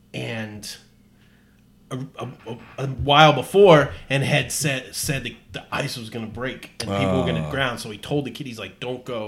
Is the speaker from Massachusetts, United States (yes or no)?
yes; Massachusetts, United States; we grew up in Massachusetts